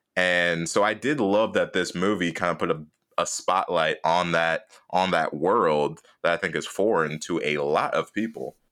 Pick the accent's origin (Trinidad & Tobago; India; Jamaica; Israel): Jamaica; I'm Jamaican